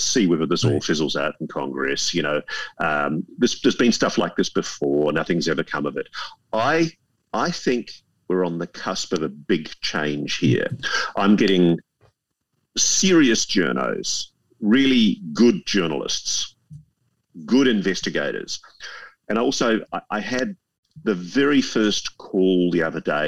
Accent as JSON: {"language": "English", "country": "Australia", "said": "as an Australian"}